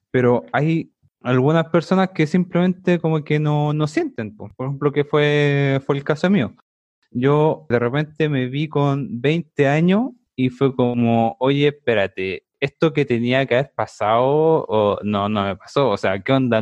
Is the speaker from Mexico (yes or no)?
no; Santiago, Santiago Metropolitan Region, Chile; soy de Santiago. Bueno, nacido y criado